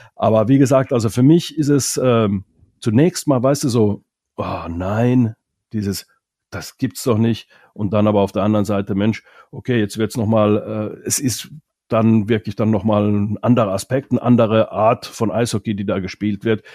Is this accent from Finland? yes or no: yes; Finland; first language Finnish; German is a second language; now in Germany; Ich als Finne zum Beispiel, wir, wir Finnen